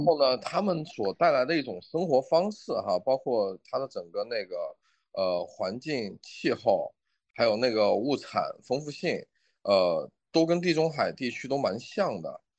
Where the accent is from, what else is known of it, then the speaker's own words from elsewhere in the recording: China; also born or lived in Australia; 我们中国人吃番茄也就几百年的时间